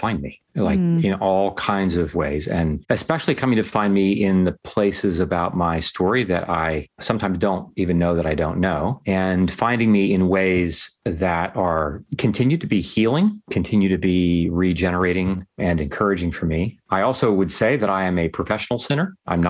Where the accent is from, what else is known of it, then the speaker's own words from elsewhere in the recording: Ohio, United States; now in Arlington, United States; I was born and raised in Ohio.